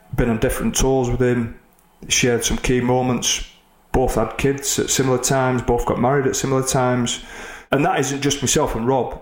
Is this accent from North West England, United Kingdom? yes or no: yes; Oldham, North West England, United Kingdom; Oldham, my hometown.